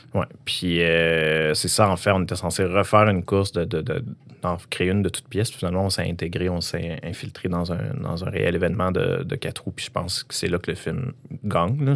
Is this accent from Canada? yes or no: yes; Quebec, Canada; dans mon village natal, qui n'est pas, qui est pas val mais j'habitais juste à côté